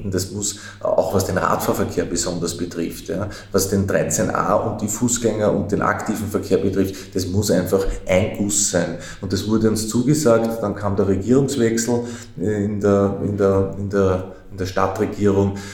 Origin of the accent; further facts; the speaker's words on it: Vienna, Austria; Als Wiener ist man das ja gewohnt, über Bezirksgrenzen hinweg zu, zu wohnen, zu gehen, was auch immer.